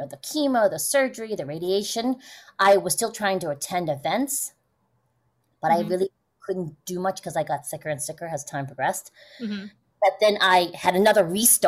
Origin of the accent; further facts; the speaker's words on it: United States; growing up in the States